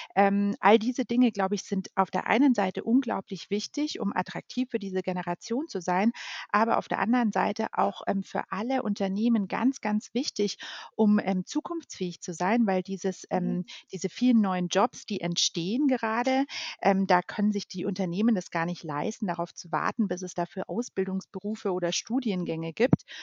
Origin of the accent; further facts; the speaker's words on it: Munich, Bavaria, Germany; Ich ähm, bin ein gebürtiges Münchner Kindel, darauf bin ich sehr stolz mhm. und ähm, genau lebe deshalb mit meiner Familie auch in München.